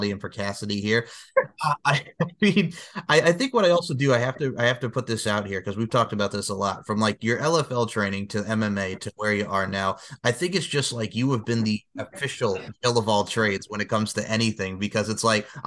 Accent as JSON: {"language": "English", "town": "Myrtle Beach", "region": "South Carolina", "country": "United States", "tie": "born or raised there", "said": "here in my hometown of Myrtle Beach"}